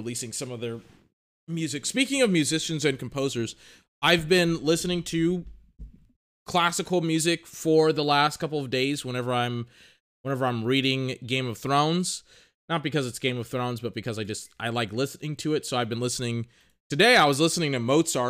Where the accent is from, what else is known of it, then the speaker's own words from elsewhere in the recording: United States; accent: American; I'm American, and my dirty American accent